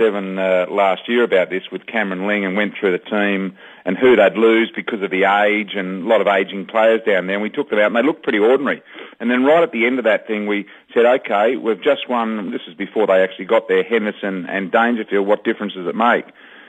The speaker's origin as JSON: {"language": "English", "town": "Mandurah", "region": "Western Australia", "country": "Australia", "tie": "born or raised there", "moved": "yes", "said": "that game was played at Mandra, which was my former domain. That's where I was born and bred in Mandra. I was the king of Mandra."}